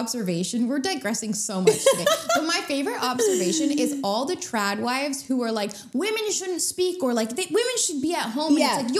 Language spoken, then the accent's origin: English; Canada; we're Canadian